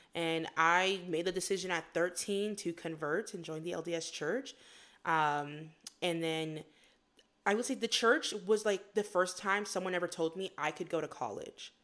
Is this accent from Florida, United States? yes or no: yes; West Palm Beach, Florida, United States; moved away as an adult; also born or lived in Fort Lauderdale, Florida / Queens, New York; now in Utah, United States; I was born in Fort Lauderdale, Florida, but then mostly grew up in West Palm Beach, Florida. But I also spent a lot of my childhood in Queens, New York with my grandma